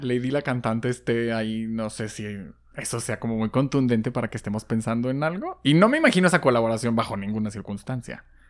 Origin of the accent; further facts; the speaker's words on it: Guadalajara, Jalisco, Mexico; somos tapatías